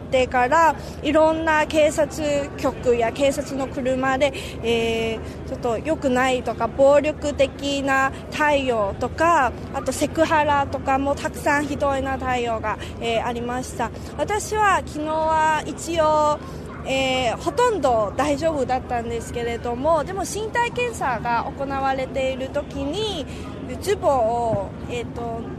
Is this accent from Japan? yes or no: no; Hong Kong; 私たちデモ隊私たち香港人の意思はもっと強ま